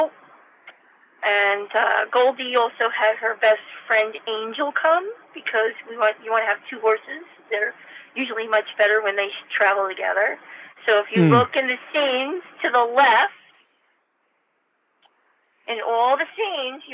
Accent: Hackensack, New Jersey, United States; moved away as an adult; now in Warwick, United States; I am from Hackensack, New Jersey, and grew up in most of the areas that they filmed in. I'm from Bergen County my whole life.

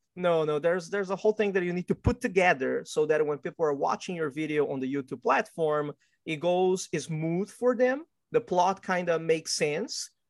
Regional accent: Brazil; also born or lived in Qingdao, Shandong, China (ancestry); now in United States; my family is actually originally from China, but I was born and raised in Brazil

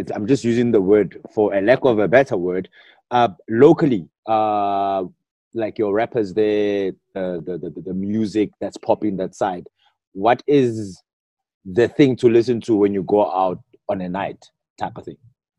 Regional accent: South Africa; I'm very South African boxed.

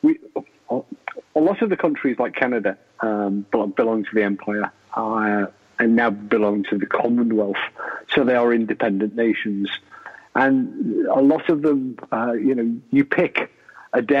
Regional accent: United Kingdom; I like being British

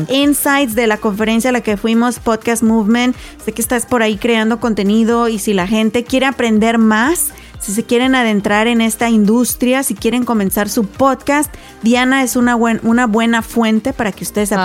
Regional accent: Mexico; moved away; aquellos que somos mexicanos, ¿verdad? Cuando crecimos en México

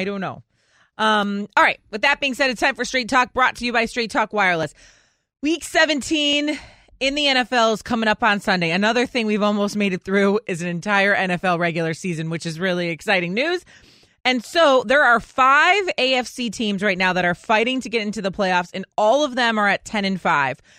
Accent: Chicago, Illinois, United States; born and raised in Chicago

